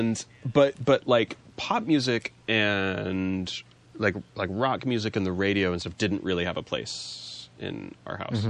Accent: Riverside, California, United States; I grew up in Riverside, California

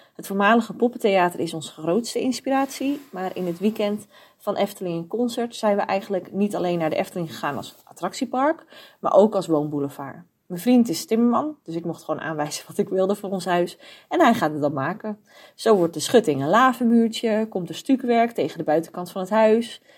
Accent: North Holland, Netherlands; moved away as an adult; We komen eigenlijk uit Noord-Holland en daar was het gewoon niet te betalen.

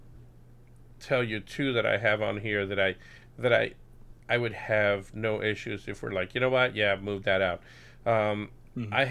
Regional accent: Puerto Rico; moved away; I'm originally from Puerto Rico

